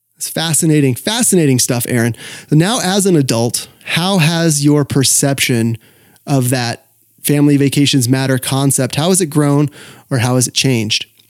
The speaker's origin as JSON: {"language": "English", "town": "Sacramento", "region": "California", "country": "United States", "tie": "born or raised there", "said": "The newspaper is the Sacramento Bee, my hometown paper"}